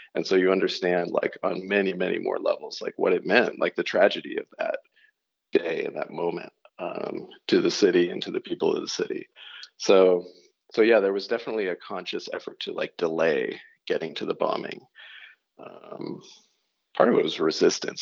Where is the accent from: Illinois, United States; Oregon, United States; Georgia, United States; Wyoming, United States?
Oregon, United States; also born or lived in California / New York / Baton Rouge, Louisiana; now in north of New York City, United States; the town I grew up in in Oregon